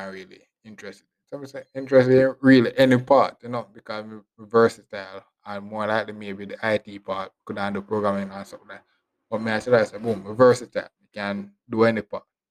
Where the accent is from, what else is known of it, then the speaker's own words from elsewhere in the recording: Westmoreland, Jamaica; I'm from Westmoreland, I come from to Kingston.